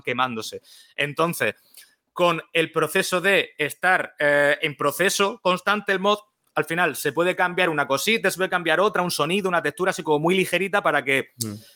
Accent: Murcia, Region of Murcia, Spain; soy de Murcia

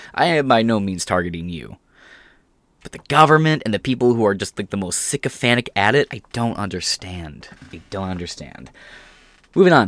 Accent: United States; I'm American

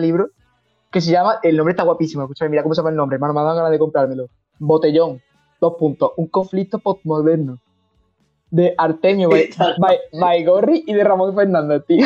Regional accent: Montilla, Andalusia, Spain; Y Montilla, Montilla, es mi pueblo

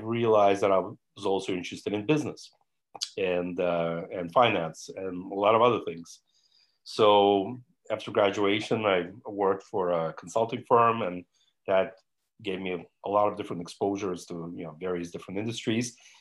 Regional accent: New York, United States; I'm American from New York. That's where I grew up

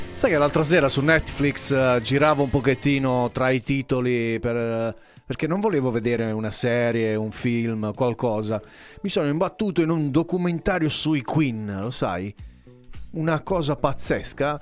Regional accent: Altamura, Apulia, Italy; Parlo da Altamurano

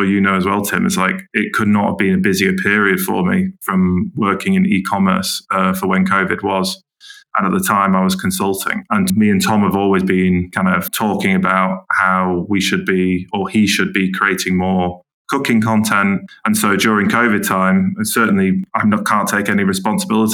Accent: Manchester, North West England, United Kingdom; also born or lived in Camden, London / Ealing, London; now in Teddington, United Kingdom; I'm from Manchester

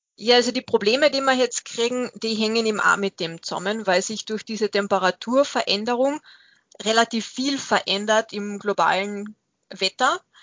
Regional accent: Austria; Bei uns in Österreich

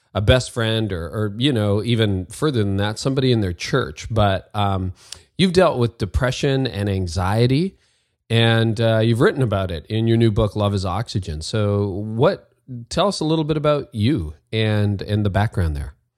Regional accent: Canada; I'm Canadian and leaving the snow for sunny California.

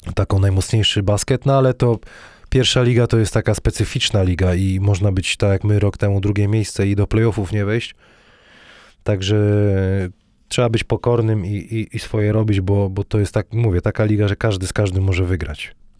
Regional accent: Wrocław, Lower Silesian Voivodeship, Poland

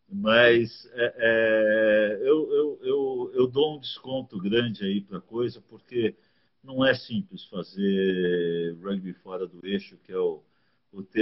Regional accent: São Paulo, Brazil; moved away as an adult; now in Curitiba, Brazil; eu saí de São Paulo é, em 85, né? E fui para Curitiba.

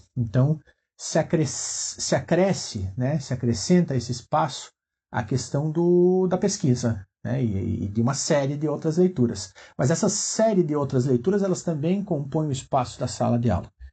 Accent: Chapecó, Santa Catarina, Brazil; Sou natural de Chapecó, região oeste de Santa Catarina

